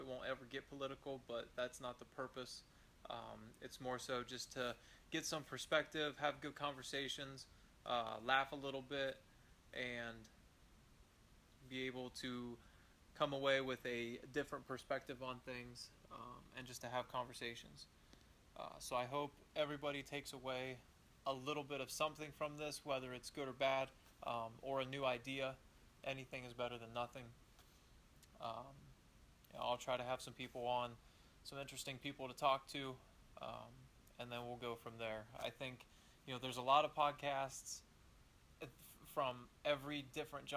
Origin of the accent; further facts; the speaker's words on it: Eastern Ohio, United States; I grew up in Eastern Ohio, in the middle of nowhere